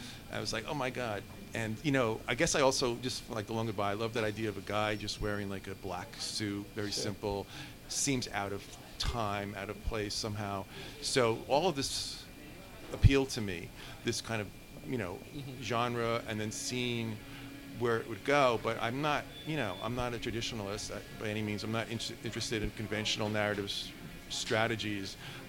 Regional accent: New York, United States; now in Los Angeles, United States; I'm from New York, but I moved to L.A.

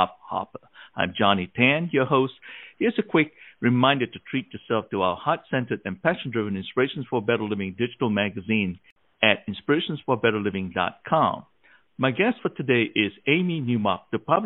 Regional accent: Malaysia; now in United States; when I grew up in Malaysia

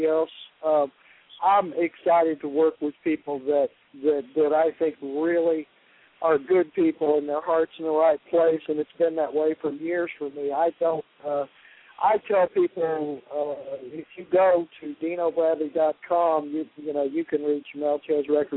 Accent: Cincinnati, Ohio, United States; moved away as an adult; now in Nashville, United States; I came from Cincinnati and I was just a R&B player

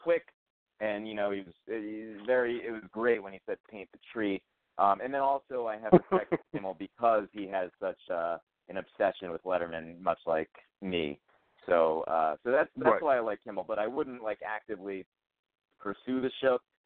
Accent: New Haven, Connecticut, United States; also born or lived in Brooklyn; my hometown of New Haven, Connecticut

